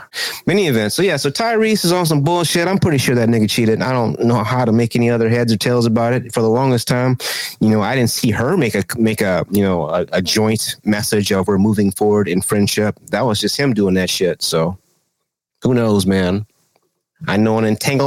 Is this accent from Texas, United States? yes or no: yes; Texas, United States; I'm originally from Texas